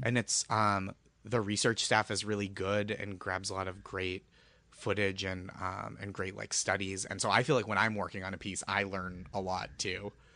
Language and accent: English; Boston, Massachusetts, United States; moved away; I'm from Boston